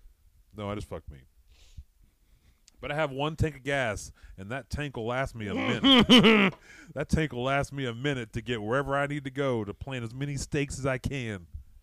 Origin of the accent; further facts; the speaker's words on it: Fairfax, Oklahoma, United States; I grew up in Fairfax, Oklahoma.